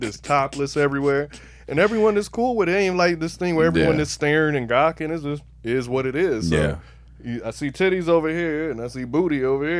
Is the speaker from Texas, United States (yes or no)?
no; Miami, Florida, United States; growing up in Miami